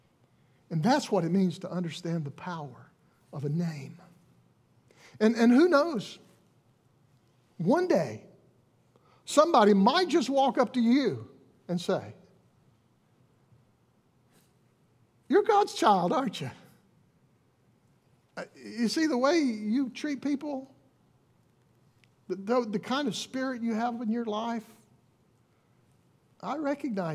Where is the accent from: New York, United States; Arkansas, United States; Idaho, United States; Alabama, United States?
Alabama, United States; We're from Alabama